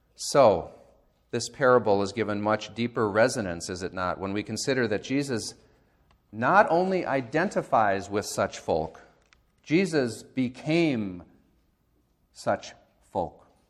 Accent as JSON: {"language": "English", "country": "United States", "said": "as American Christians"}